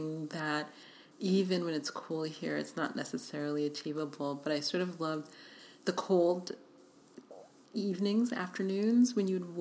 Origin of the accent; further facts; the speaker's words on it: New York City, New York, United States; moved away as an adult; also born or lived in Budapest; now in Los Angeles, United States; I grew up in New York City